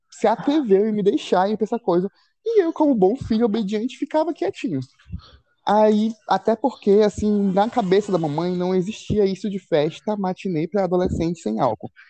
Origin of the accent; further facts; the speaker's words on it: Belém, Pará, Brazil; now in Altamira, Brazil; Eu tô em Altamira, uma cidade do interior do Pará. Mas eu nasci, nasci cresci em Belém.